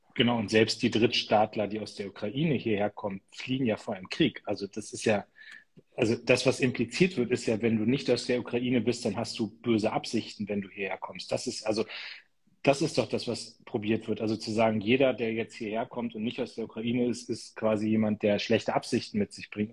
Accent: Lower Saxony, Germany; als Niedersachse

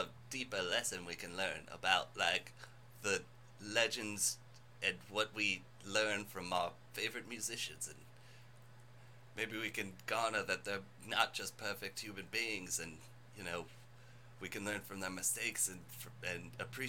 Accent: Minnesota, United States; Yeah, I'm from Minnesota, baby. Not much difference there.

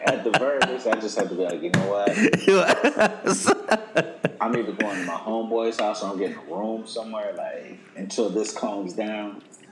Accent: Atlanta, Georgia, United States; I was born in Atlanta

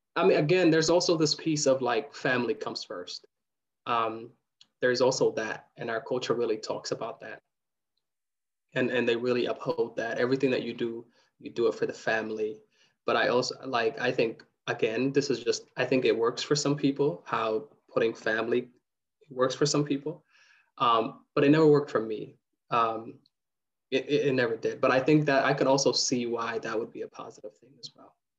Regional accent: Kenya; moved away; I was born in Kenya in a refugee camp

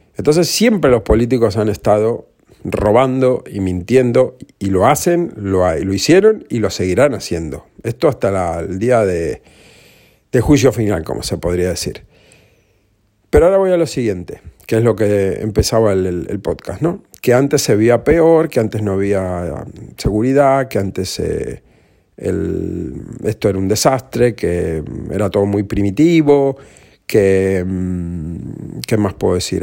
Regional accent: Granadilla de Abona, Canary Islands, Spain; also born or lived in Argentina; yo vivía en Granadilla de Abona

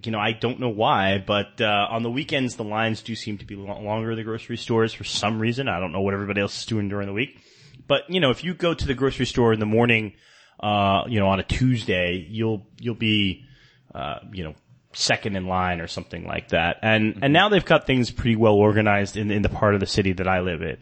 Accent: New York City, New York, United States; moved away as an adult; also born or lived in Davao, Philippines / San Francisco; now in Manila, Philippines; You know, I'm from New York City. I grew up in New York City, lived there for many years

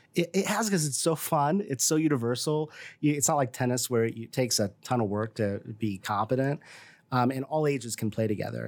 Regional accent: Decatur, Illinois, United States; moved away as an adult; also born or lived in Washington, District of Columbia, United States / Bloomington-Normal, Illinois; now in Bloomington, United States; I'm from the Decatur area originally and uh, born and raised there.

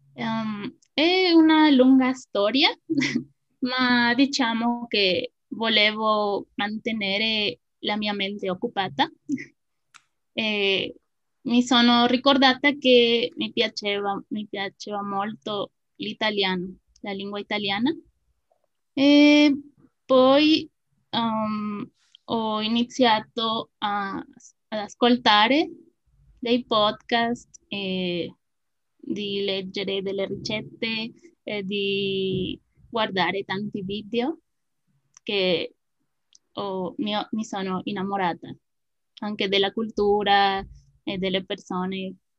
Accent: Mexico; Italian is a second language; also born or lived in State of Mexico; sono una messicana

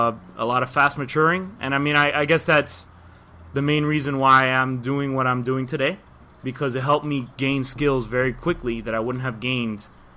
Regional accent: Miami, Florida, United States; Born and raised Miami, obviously. The way I speak, you probably know I'm from Miami. Yeah, 305.

